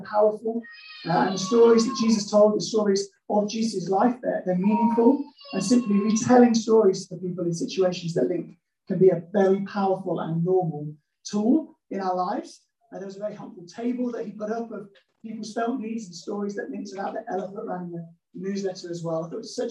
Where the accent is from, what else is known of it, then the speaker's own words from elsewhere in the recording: Midlands, United Kingdom; because I'm from the Midlands